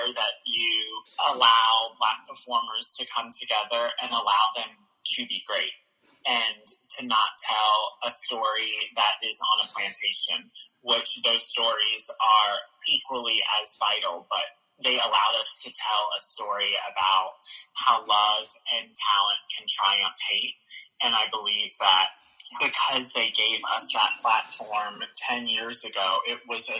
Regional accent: Raleigh, North Carolina, United States; I'm from Raleigh, North Carolina

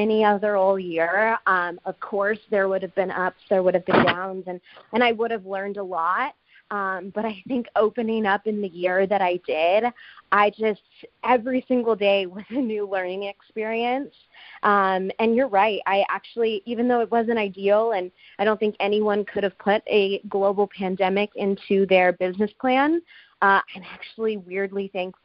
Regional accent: Southern California, United States; moved away as an adult; now in Phoenix, United States; my hometown in Southern California

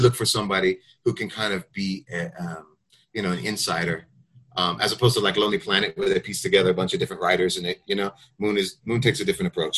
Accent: United States; I'm from the United States

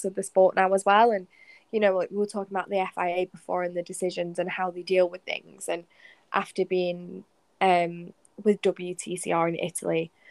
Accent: United Kingdom; being British

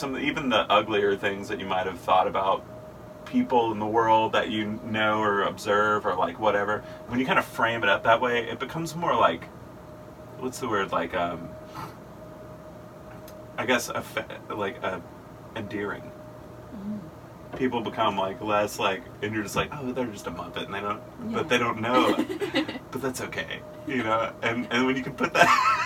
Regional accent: Powder Springs, Georgia, United States; I'm from Powder Springs, originally Powder Springs, Georgia. Yeah, I'm a native. And I grew up in Powder Springs

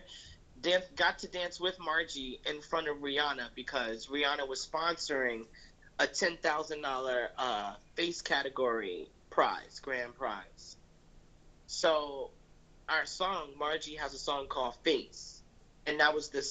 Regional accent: North New Jersey, United States; now in New York, United States; We're both from Jersey. We were both from North New Jersey, but I've lived in the suburbs

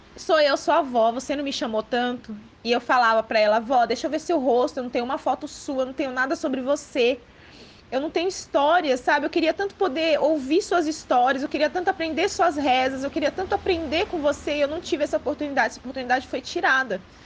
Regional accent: Ilhéus, Bahia, Brazil; eu sou de Léus, da Bahia

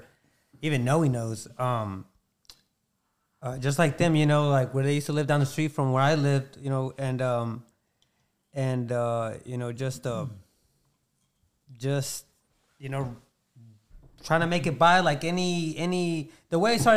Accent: Georgia, United States; also born or lived in Florida; we came down here to Georgia

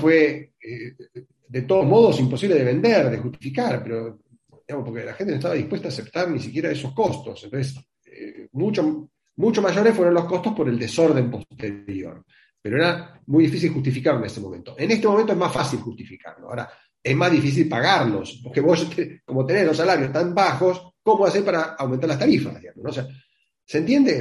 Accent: Argentina

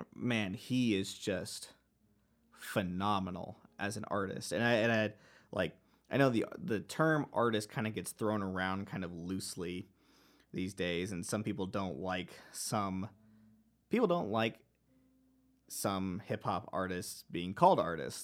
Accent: Dallas, Texas, United States; I grew up in the Dallas area of Texas

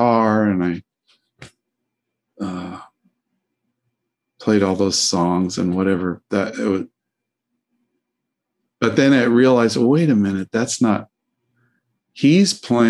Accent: Denver, Colorado, United States; I grew up in Denver

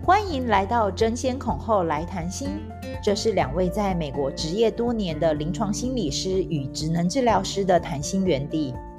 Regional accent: Taiwan; moved away as an adult; 我其实是在台湾出生长大的嘛，然后 长到二十几岁，然后才出国念书

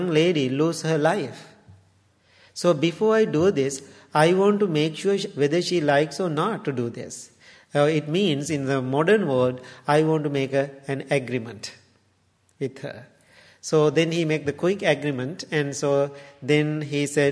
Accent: Sri Lanka; now in Woodstock, United States; I born and raised in Sri Lanka. Age 10, I left home

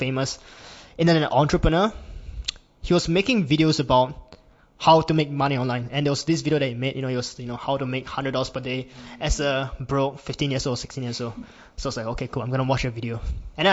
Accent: Singapore; I'm from Singapore, and I'm 19 years old

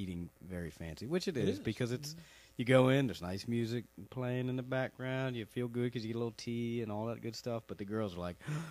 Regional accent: La Plata, Maryland, United States; born or raised there

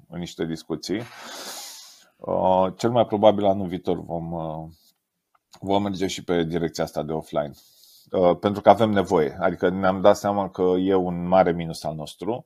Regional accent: Romania; sunt mega mândru, ca român

